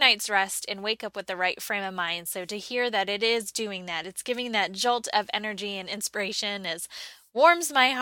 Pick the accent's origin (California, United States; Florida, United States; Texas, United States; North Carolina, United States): North Carolina, United States; Charlotte; here in my hometown, Charlotte, North Carolina